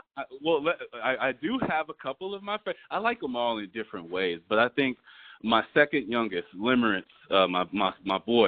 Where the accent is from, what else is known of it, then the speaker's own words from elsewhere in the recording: Minneapolis, Minnesota, United States; I basically was born and raised in Minneapolis, Minnesota, and I pretty much spent my whole life in this very state